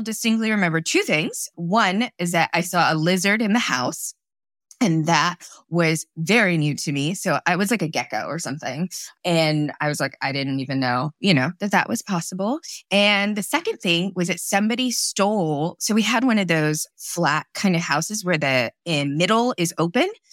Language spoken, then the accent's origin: English; Torrance, California, United States; also born or lived in Kolkata, India; So I grew up in Southern California, in Torrance